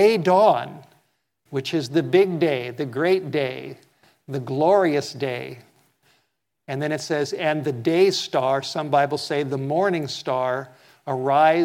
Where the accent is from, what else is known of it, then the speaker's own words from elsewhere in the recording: Los Angeles, California, United States; I grew up in Southern California, and I've been in many earthquakes.